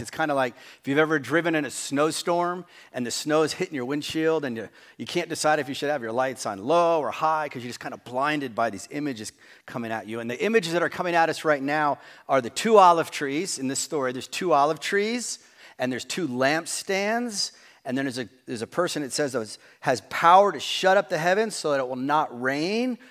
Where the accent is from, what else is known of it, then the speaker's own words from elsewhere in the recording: New Jersey, United States; We grew up in New Jersey